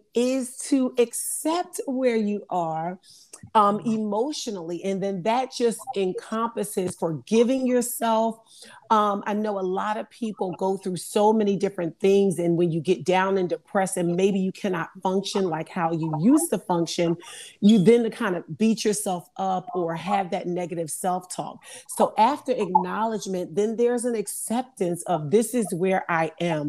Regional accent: Philadelphia, Pennsylvania, United States; moved away as an adult; also born or lived in Delaware; now in Louisiana, United States; I'm originally from Philadelphia

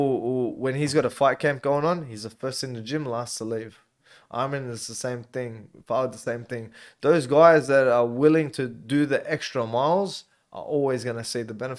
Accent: Auburn, New South Wales, Australia; Growing up in Auburn. Yeah, growing up, being around all the kids in the area.

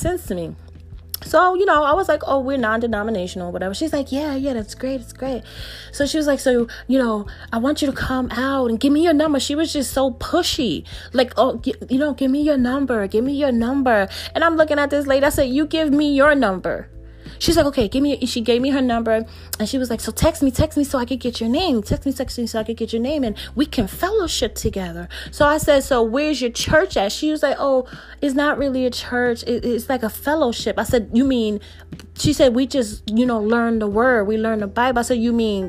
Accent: New Jersey, United States; I'm from New Jersey.

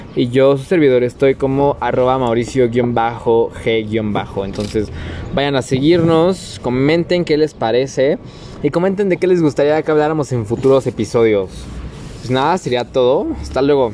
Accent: Mexico; ¿Cómo somos los mexicanos?

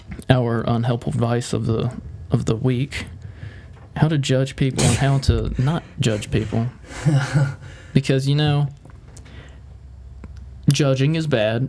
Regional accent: Southern, United States; accent: Southern; we're just southern

